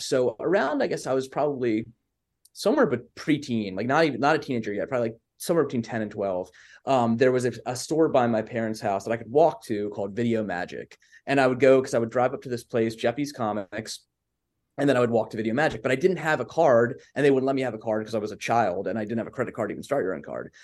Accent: Baltimore, Maryland, United States; accent: Baltimore; born and raised here

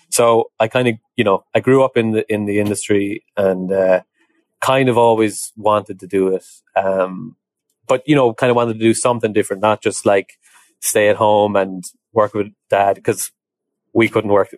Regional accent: Ireland; moved away as an adult; also born or lived in Dublin, Ireland; now in United States; So I come from Ireland originally. Um, I grew up in a horse, horsey background, like a lot of people in Ireland do.

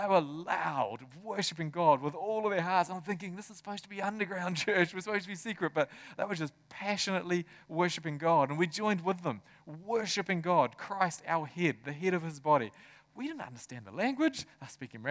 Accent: Tokoroa, Waikato, New Zealand; I grew up in Tokoroa.

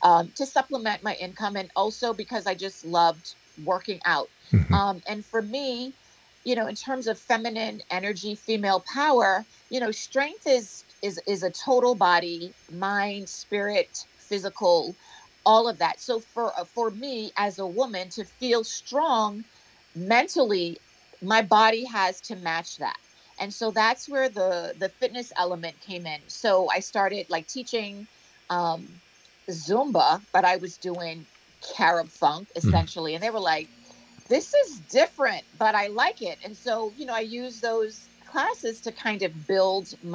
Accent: Bahamas; moved away; also born or lived in United States; growing up in the Bahamas, having that cultural reference, dance hall, soca, carnival, junkanoo

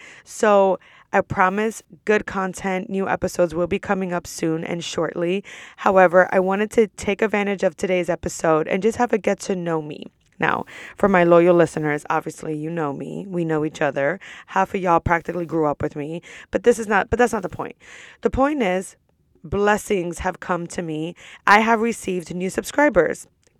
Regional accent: New York, United States; I'm from New York. I'm 29 years old, currently a student at Rollins College.

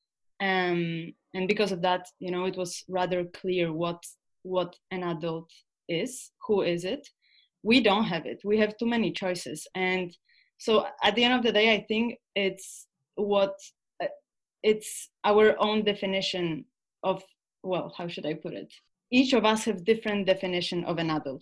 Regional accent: Poland; moved away; also born or lived in Scandinavia; we are from Poland, but we moved to Scandinavian countries

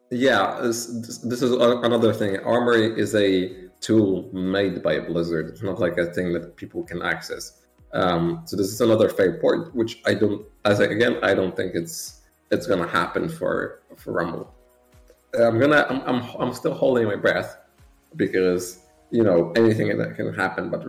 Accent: Warsaw, Masovian Voivodeship, Poland; the capital of Poland, and I've lived here ever since. I did move like just, I, I didn't move cities.

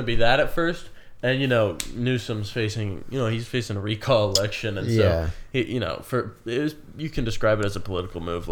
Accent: Sacramento, California, United States; Growing up in Sac

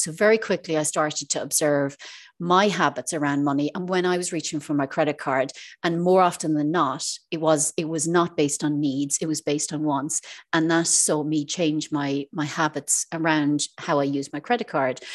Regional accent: Ireland; moved away as an adult; now in Isle of Man; I'm originally from Ireland, um, but I'm living in the Isle of Man for the last six years

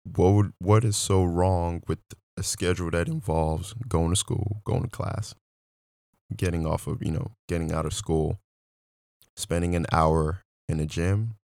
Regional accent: Nigeria; moved away; I'm originally from Nigeria

